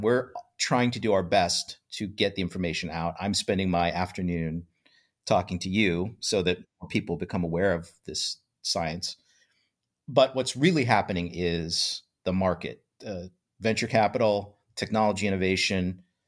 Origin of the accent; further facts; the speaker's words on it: Iowa, United States; I grew up in Iowa, in a, you know, little, very bucolic, small town environment